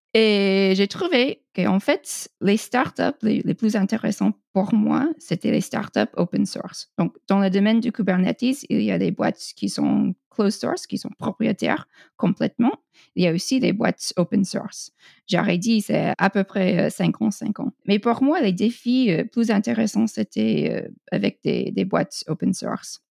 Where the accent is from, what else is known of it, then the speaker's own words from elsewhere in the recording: United States; French is a second language; je suis américaine